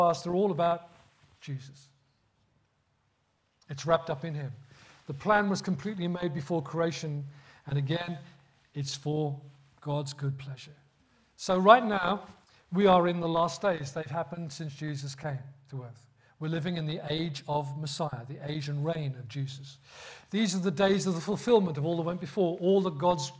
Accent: Birmingham, West Midlands, United Kingdom; accent: Birmingham; That's how bad my Birmingham accent's got now. That's where I grew up.

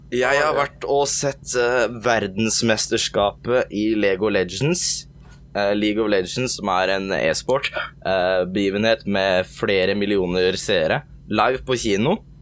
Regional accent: Porsgrunn, Telemark, Norway; moved away as an adult; also born or lived in Skien; now in Gjøvik, Norway; Jeg er oppvokst på vestsida. Det er um, pene delen av Porsgrunn

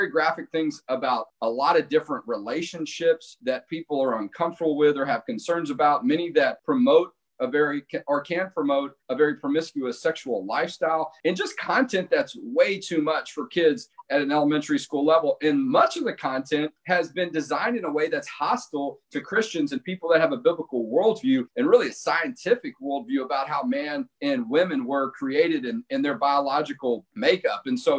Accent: Cedar Park, Texas, United States; my hometown in Cedar Park, just northwest of the Austin area.

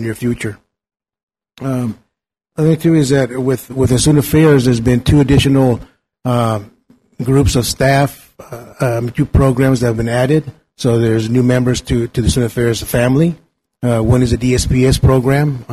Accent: Mexico; now in Napa, United States; went to visit my hometown in Mexico

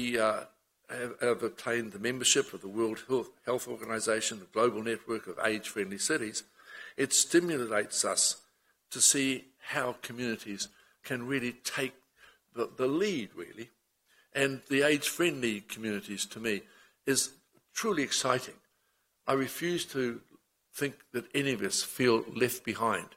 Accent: Auckland, New Zealand; I was born in Ponsonby and moved west, of which I found such an irresistible urge to be a Westie

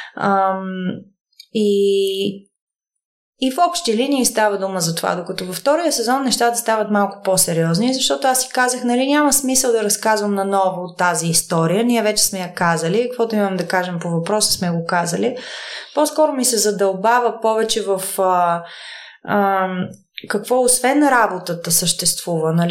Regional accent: Bulgaria; moved away as an adult; also born or lived in New York, United States; аз съм от България

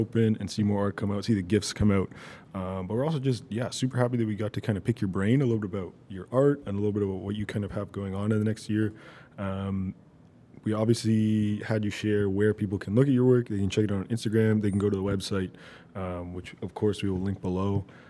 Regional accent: Toronto, Ontario, Canada; now in Virginia Beach, United States; I'm officially not from the GTA anymore. I'm from Virginia Beach.

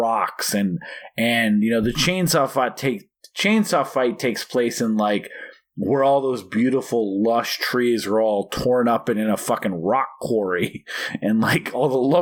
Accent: Oregon, United States; I was born in Oregon

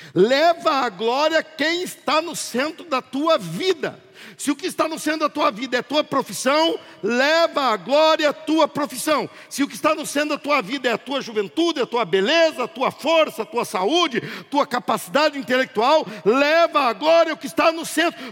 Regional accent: Brazil; Eu sou brasileiro

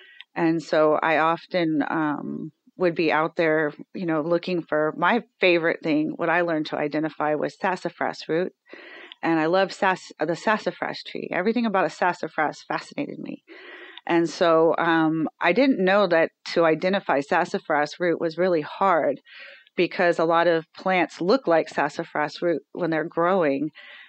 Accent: Falls Church, Virginia, United States; born there; So yeah, I was born in Falls Church, Virginia, Alexandria, Virginia.

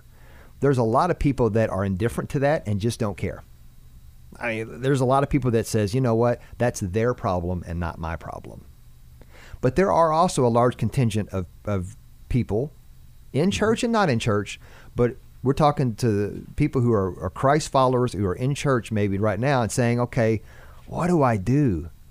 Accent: Shively, Kentucky, United States; I grew up in Shively for 28 years. I now live in Middletown. So I've lived on both ends of the extreme counties as far as east and southwest counties

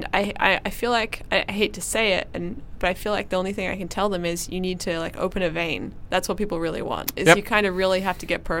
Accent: Perth, Western Australia, Australia; I'm from Perth

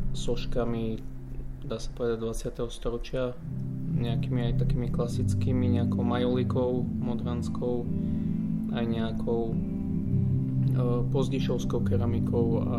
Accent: Bardejov, Prešov Region, Slovakia; moved away; Bardejov je moje rodné mesto, takže je to taká moja, ako sa povie, srdcovka.

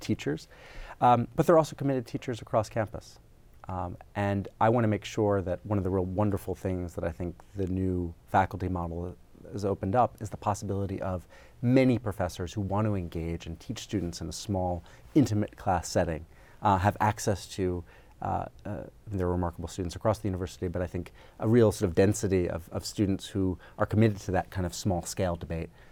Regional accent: New York, United States; moved away as an adult; I grew up in New York

